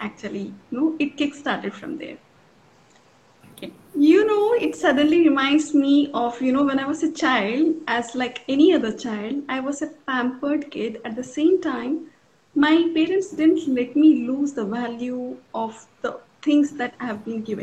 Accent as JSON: {"language": "English", "town": "Hyderabad", "region": "Telangana", "country": "India", "tie": "born or raised there", "also_born_or_lived": "Chittoor, Andhra Pradesh / Gurgaon", "said": "I was born in Chittor. It is a part of Andhra Pradesh. And then I was brought up till my fifth standard in Hyderabad"}